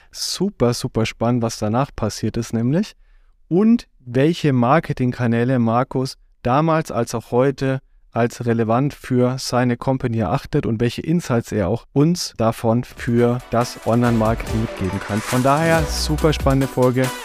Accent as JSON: {"language": "German", "town": "Düsseldorf", "region": "North Rhine-Westphalia", "country": "Germany", "tie": "born or raised there", "also_born_or_lived": "United States", "moved": "yes"}